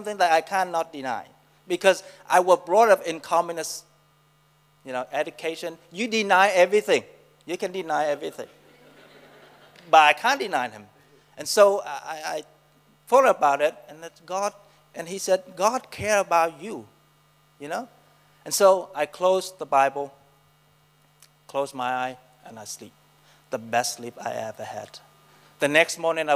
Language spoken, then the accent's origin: English; Vietnam; English is a second language; moved away as an adult; also born or lived in Saigon; now in New Zealand; I'm come from Vietnam, so Nam, Vietnam. I was born in a Buddhist family. My hometown is the most conservative town in Vietnam.